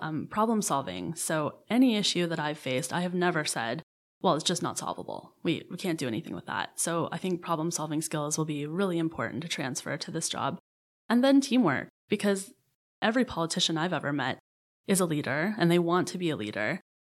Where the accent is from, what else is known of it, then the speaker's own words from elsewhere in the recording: Hamilton, Ontario, Canada; also born or lived in Ottawa; I grew up in the Hamilton Niagara region